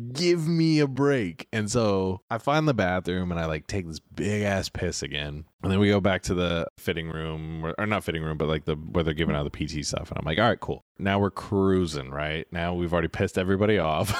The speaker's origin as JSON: {"language": "English", "town": "Sacramento", "region": "California", "country": "United States", "tie": "born or raised there", "moved": "as an adult", "said": "I grew up in Sacramento, which is Northern California"}